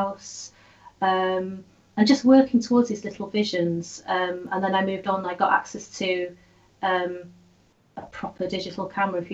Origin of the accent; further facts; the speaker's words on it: Holyhead, Wales, United Kingdom; I grew up in Holyhead